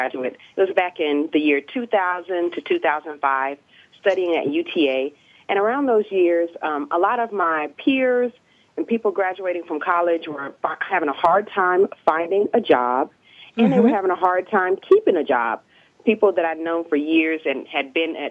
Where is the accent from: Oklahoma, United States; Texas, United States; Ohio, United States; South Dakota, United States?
Texas, United States; Dallas; also born or lived in Pennsylvania; I was born and raised in Dallas, Texas.